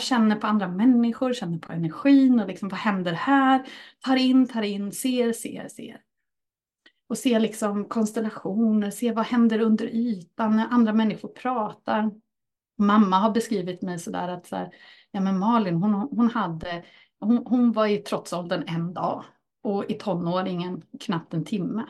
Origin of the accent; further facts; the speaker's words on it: Örebro County, Sweden; en riktig närking så. Och här är jag född och uppväxt, inte just på den här orten, men jag är från Örebrostrakten.